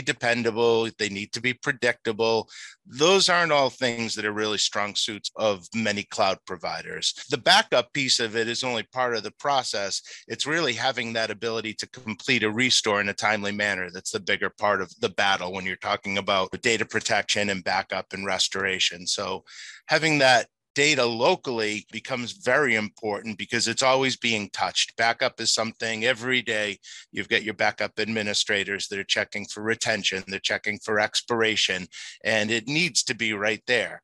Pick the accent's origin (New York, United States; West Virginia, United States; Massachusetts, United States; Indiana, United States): Massachusetts, United States; Boston; I was born and bred in Boston